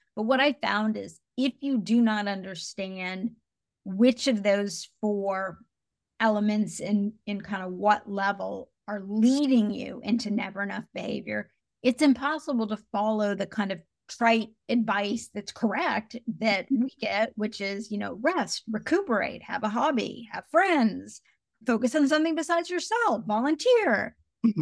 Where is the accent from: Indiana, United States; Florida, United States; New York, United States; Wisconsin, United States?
Indiana, United States; I grew up in a really small, very white town in Indiana